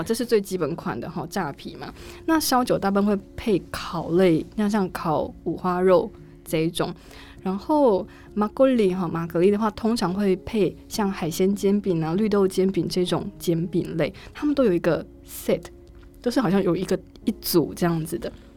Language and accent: Chinese; Taiwan; first language Chinese; moved away; also born or lived in South Korea; 比如说我们台湾人形容东西很好吃，会有什么样的形容词，或是什么样的表现？